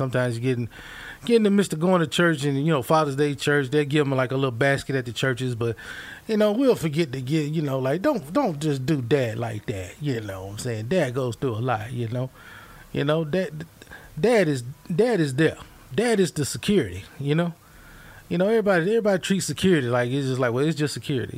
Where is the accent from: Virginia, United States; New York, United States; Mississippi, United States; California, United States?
Mississippi, United States; now in Missouri, United States; I grew up in Mississippi